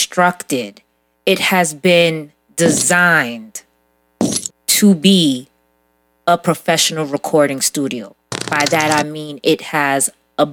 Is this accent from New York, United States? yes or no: yes; New York City, New York, United States; growing up in Brooklyn